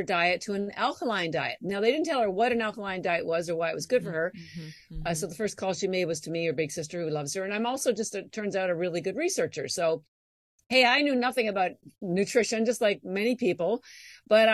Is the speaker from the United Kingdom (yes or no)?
no; Canada; moved away as an adult; I'm actually Canadian, as I may have mentioned, and all my education was in Canada.